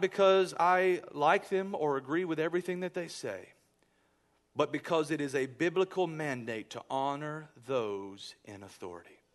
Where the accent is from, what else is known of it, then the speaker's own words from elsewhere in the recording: United States; I love being American